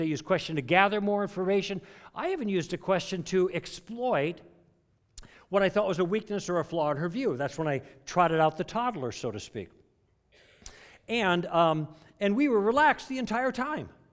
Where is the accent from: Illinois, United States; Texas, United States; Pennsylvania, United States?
Illinois, United States; Chicago; I grew up in Chicago